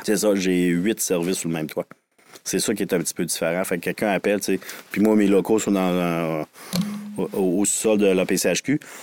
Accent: Quebec City, Quebec, Canada; je viens de Sainte-Foy, l'ancienne ville euh, fusionnée

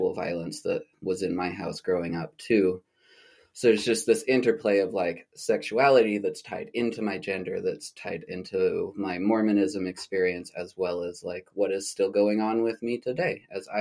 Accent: St. George, Utah, United States; moved away as an adult; also born or lived in Albuquerque, New Mexico; my hometown in Nuwu Land in St. George, Utah

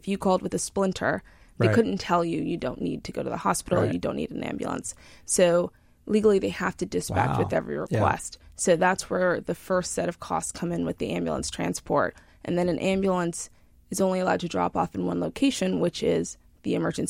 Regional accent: Huntington, New York, United States; Long Island, New York. Yeah. So from Huntington

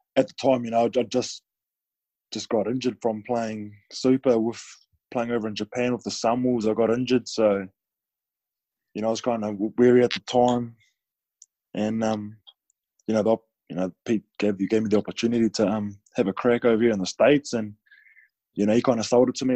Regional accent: New Zealand; moved away; also born or lived in France; being a New Zealander

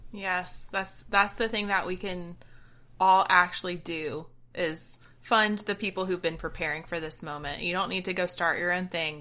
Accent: Georgia, United States; growing up in Georgia

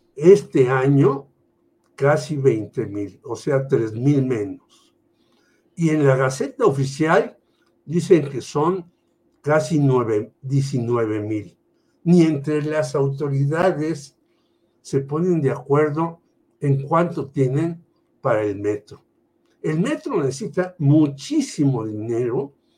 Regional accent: Mexico City, Mexico; also born or lived in Tlatelolco; yo nací en la Colonia Guerrero, en la calle Galeana

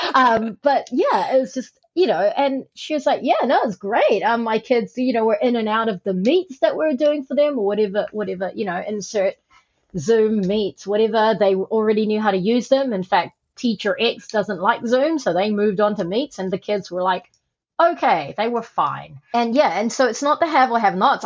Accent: Auckland, New Zealand; also born or lived in Malaysia; I was born in Malaysia um, and I came to New Zealand, Aotearoa, when I was eight.

